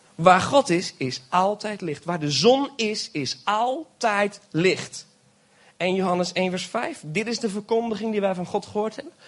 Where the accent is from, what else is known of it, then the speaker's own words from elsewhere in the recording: Belgium; now in Friesland, Netherlands; Ik ben geboren in België, maar ik heb Nederlandse ouders